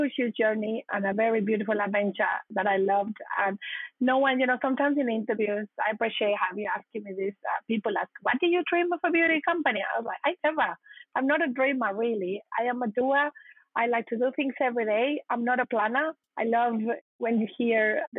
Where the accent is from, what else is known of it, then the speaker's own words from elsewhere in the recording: northern Mexico, Mexico; moved away as an adult; now in Australia; I grew up in Mexico in the north, and I've been in Australia for the last 24 years.